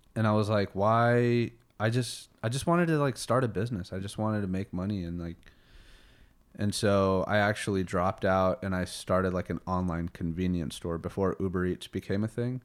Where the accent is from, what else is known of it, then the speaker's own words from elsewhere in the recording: Colorado Springs, Colorado, United States; also born or lived in Houston, Texas; Born in Houston, uh, moved to Colorado Springs when I was six years old